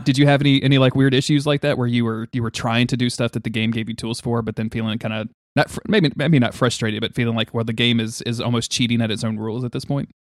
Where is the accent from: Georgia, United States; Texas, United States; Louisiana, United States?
Louisiana, United States; I'm from Louisiana. That, that's where I am right now